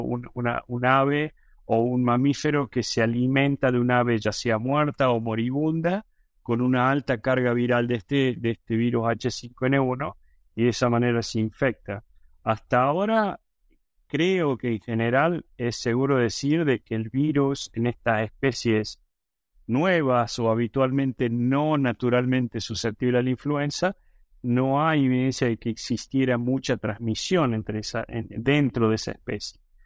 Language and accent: Spanish; Córdoba, Argentina; moved away as an adult; now in United States; soy originalmente de Argentina, de la ciudad de Córdoba, en la provincia de Córdoba, en Argentina